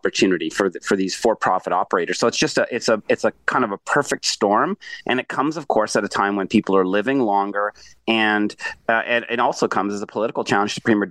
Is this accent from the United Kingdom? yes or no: no; Australia; now in Toronto, Canada; I was born in Australia and I'm half Jamaican.